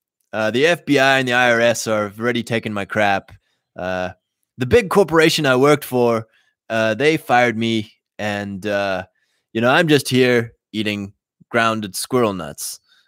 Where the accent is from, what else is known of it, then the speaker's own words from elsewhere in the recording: Canada; I'm Canadian.